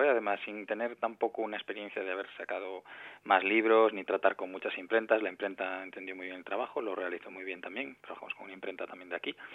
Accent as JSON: {"language": "Spanish", "region": "Galicia", "country": "Spain", "said": "Para nada, somos los, tres, los tres somos gallegos"}